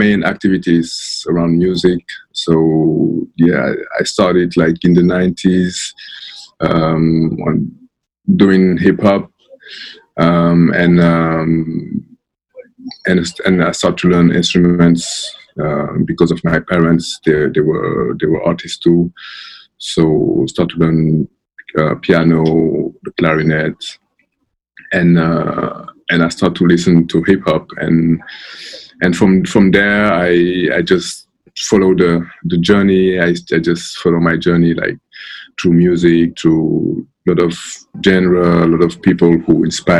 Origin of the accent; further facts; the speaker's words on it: Senegal; I'm from Senegal